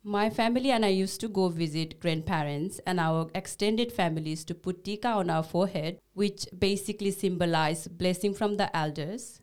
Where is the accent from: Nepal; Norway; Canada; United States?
Nepal; first language Nepali; English is a second language; moved away; my Nepalese culture is kind of an essence to my identity and my being. So, to me now, it symbolizes my native language, which is Nepali